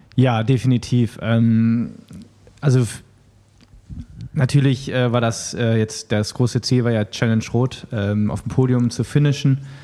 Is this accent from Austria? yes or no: no; Düsseldorf, North Rhine-Westphalia, Germany; Ich bin Düsseldorfer und wohne noch in Düsseldorf.